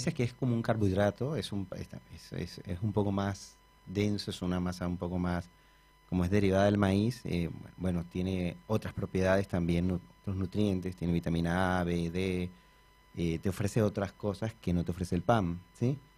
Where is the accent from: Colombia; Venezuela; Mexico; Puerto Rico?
Colombia; moved away as an adult; now in Argentina; De Colombia, de Colombia sí.